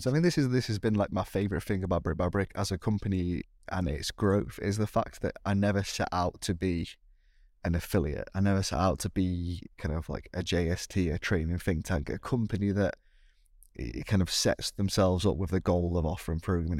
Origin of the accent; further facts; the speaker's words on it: United Kingdom; me being, being British